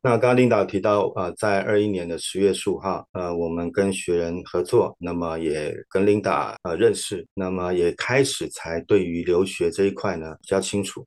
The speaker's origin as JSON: {"language": "Chinese", "region": "Taipei", "country": "Taiwan", "tie": "born or raised there", "also_born_or_lived": "Tainan", "moved": "as an adult", "lives_now": "Shanghai, China", "said": "我其实是在台北出生的。那么，呃，我的学经历呢是高中在台北的建中，那么大学跟研究所在成功大学"}